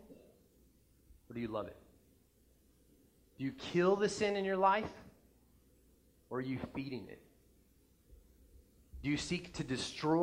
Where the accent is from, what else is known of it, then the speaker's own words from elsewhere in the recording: New Mexico, United States; now in Nebraska, United States; I'm from New Mexico originally, but before I moved to Nebraska